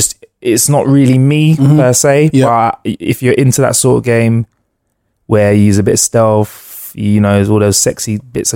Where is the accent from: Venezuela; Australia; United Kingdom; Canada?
United Kingdom; And also, you know, being a Brit out there, I must say, and this is a big sweeping generalization, but you know, we're getting a lot of love out there.